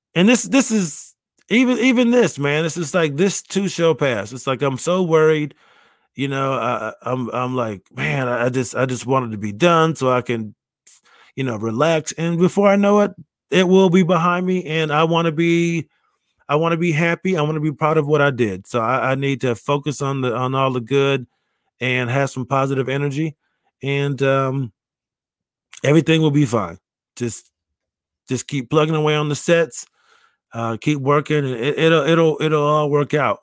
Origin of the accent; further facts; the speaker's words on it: Rochester, New York, United States; moved away; I will be back in my hometown of Rochester, New, New York